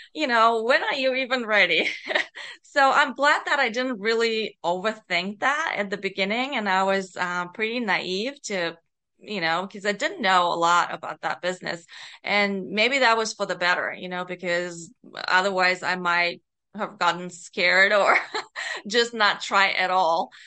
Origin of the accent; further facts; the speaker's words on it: Bulgaria; moved away as an adult; also born or lived in North America; I was born and, um, grew up in Bulgaria. So, um, I was a young adult when I, um, immigrated to North America